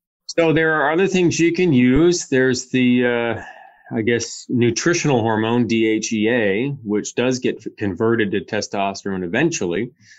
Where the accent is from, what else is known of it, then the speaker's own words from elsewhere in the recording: Windsor, Ontario, Canada; I grew up in Windsor as a kid. I had a lot of old Italian friends and their dads and their nonas and papas and all that.